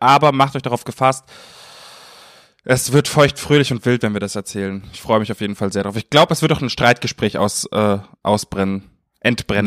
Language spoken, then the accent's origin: German; Munich, Bavaria, Germany; moved away; in München, in meiner Heimat